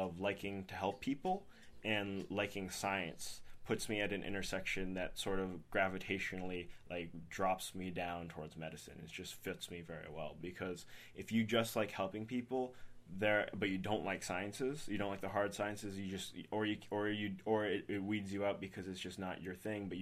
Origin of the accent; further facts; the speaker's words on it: Lee, New Hampshire, United States; moved away as an adult; also born or lived in Boston, Massachusetts; now in Tampa, United States; I grew up in Lee, New Hampshire, and then I went to high school there at Oyster River